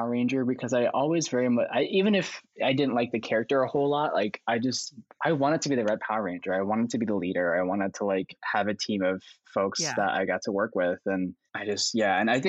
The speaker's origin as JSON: {"language": "English", "town": "Yiyang", "region": "Hunan", "country": "China", "tie": "born there", "said": "I was adopted from Hunan, China. Like I was in the city specifically was Yiyang."}